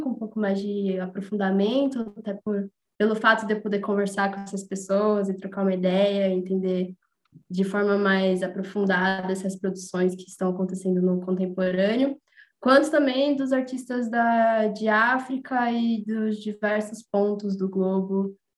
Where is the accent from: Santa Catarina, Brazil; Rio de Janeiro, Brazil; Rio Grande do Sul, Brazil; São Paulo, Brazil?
São Paulo, Brazil; eu sou de São Paulo